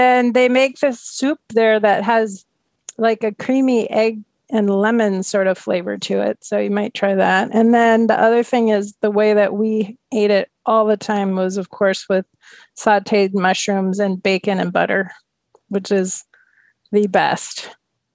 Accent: Minnesota, United States; now in Oregon, United States; So I grew up in Minnesota

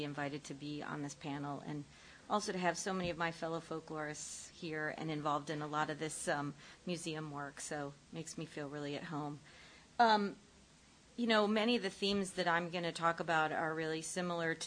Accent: Ohio, United States; I grew up in Ohio

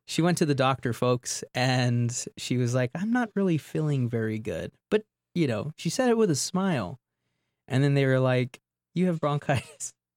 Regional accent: Southwest, United States; moved away; I grew up in the Southwest

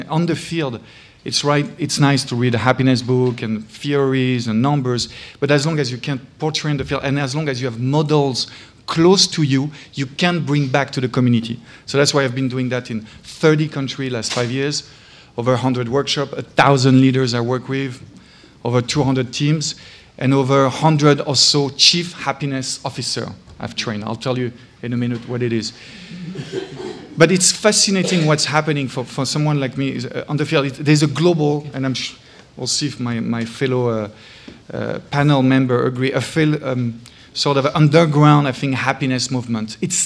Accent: France; English is a second language; moved away as an adult; now in United States; as a Frenchman, you can't hide my accent despite 15 years in US

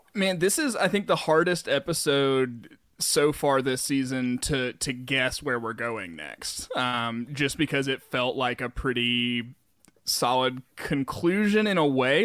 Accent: the South, United States; growing up in the South my whole life

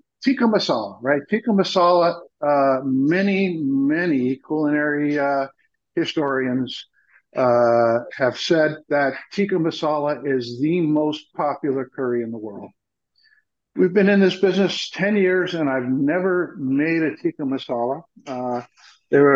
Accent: Marin County, California, United States; I grew up in Marin County, just south of there

